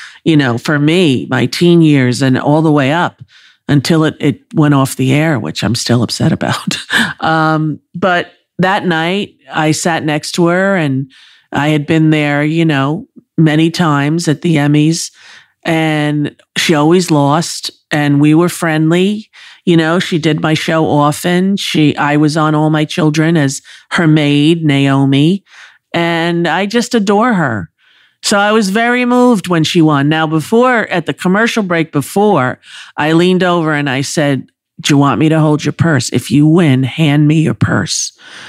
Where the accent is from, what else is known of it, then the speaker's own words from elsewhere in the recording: New York, United States; I was raised on Long Island